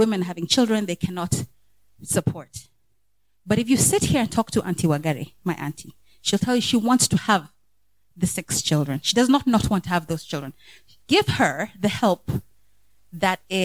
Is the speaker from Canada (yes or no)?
no; Kenya; As a Kenyan myself